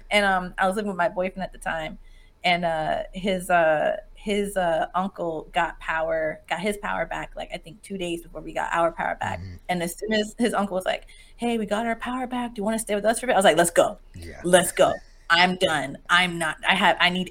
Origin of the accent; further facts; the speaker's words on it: Jacksonville, Florida, United States; also born or lived in Miami; I grew up in Jacksonville